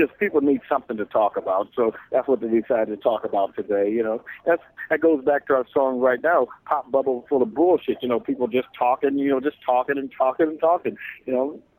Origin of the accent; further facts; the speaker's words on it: Los Angeles, California, United States; I grew up in South Central